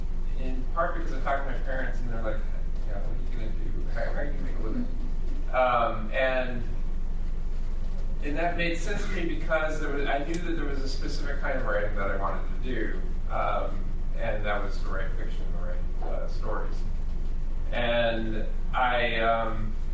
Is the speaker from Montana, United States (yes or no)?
no; Clio, Michigan, United States; I grew up in Michigan in a little town called Clio, spelled C-L-I-O